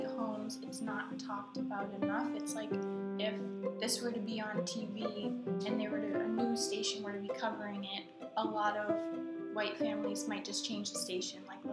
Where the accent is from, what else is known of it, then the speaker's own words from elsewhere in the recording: Northeast, United States; also born or lived in Memphis, Tennessee / Mississippi; When we moved to the north